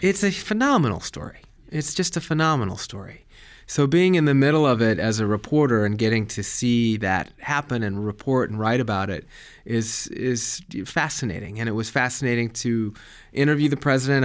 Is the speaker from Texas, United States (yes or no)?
no; Colorado, United States; moved away; also born or lived in Germany; I grew up in Colorado.